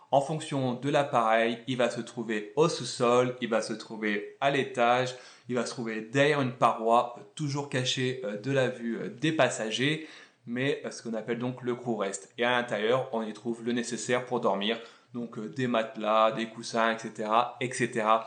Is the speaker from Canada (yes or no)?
no; France; Et je le dis alors que je suis français et qu'on est donc le roi.